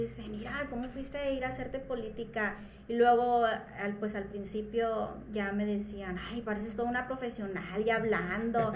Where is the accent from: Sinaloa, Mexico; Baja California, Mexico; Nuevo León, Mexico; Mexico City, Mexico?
Sinaloa, Mexico; Culiacán; soy de aquí de Culiacán, vengo de la colonia 21 de marzo